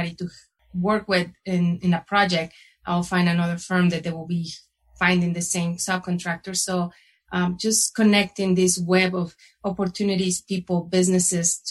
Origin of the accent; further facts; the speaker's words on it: Guadalajara, Jalisco, Mexico; moved away as an adult; now in Colorado, United States; I was born and raised in Guadalajara, Mexico